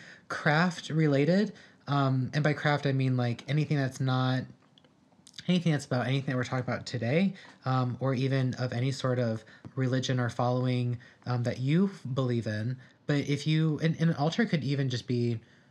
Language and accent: English; Midwest, United States; we're from the Midwest